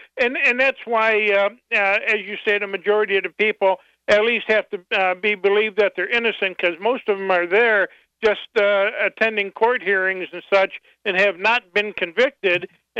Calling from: Battle Creek, Michigan, United States; Hi, I'm from Battle Creek, and I've worked in the prisons for quite a few years

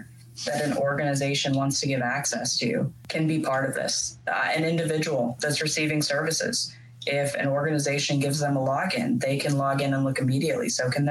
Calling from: Kansas City, Missouri, United States; I'm actually calling in from Kansas City, Missouri. Which is where I'm located.

